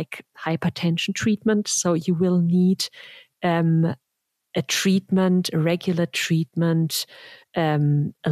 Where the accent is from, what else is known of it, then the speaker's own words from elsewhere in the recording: Germany; now in United States; I'm from Germany and the US